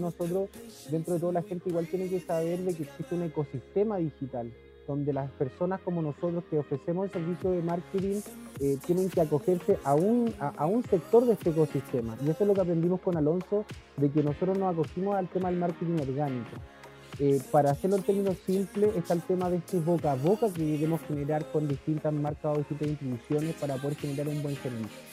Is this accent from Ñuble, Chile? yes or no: no; Temuco, Araucanía, Chile; now in Caburga, Chile; yo soy de Temuco